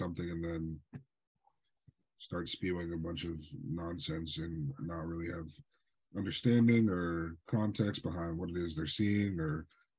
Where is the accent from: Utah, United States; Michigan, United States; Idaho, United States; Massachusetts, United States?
Massachusetts, United States; Swampscott; Y'all know I grew up in Swampscott. We have a very significant Jewish population, so much so that we get Jewish holidays off from school.